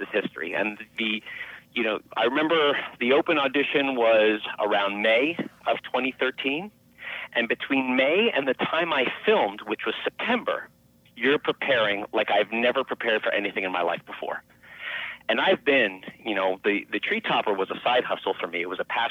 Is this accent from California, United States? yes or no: yes; Los Angeles, California, United States; also born or lived in Mexico City, Mexico / Beverly Hills; I grew up in Los Angeles, so there was no snow to speak of.